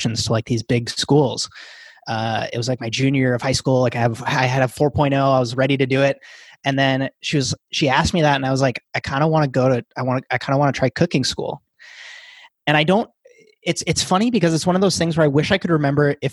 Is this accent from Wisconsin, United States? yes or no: yes; Wisconsin, United States; I grew up in a tiny 1500 person town in Wisconsin